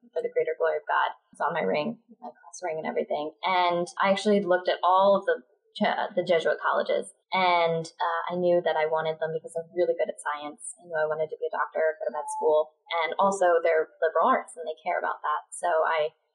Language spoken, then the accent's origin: English; Philadelphia, Pennsylvania, United States; accent: Philly; moved away as an adult; now in Baltimore, United States; Grew up in Philly. Yeah, in horse farm country